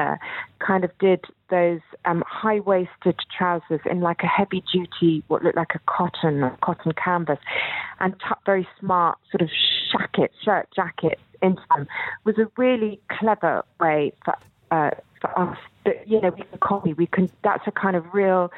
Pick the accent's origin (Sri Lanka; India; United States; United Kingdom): United Kingdom; England; accent: English; my English accent, which I've never managed to lose